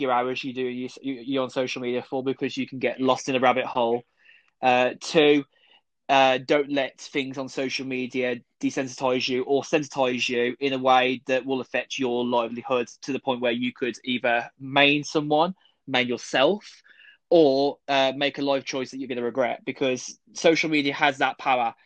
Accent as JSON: {"language": "English", "country": "United Kingdom", "said": "we're British"}